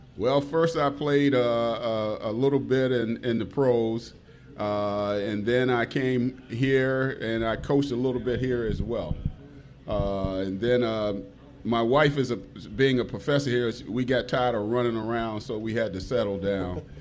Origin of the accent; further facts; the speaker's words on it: Washington, District of Columbia, United States; moved away; I'm from Washington D.C.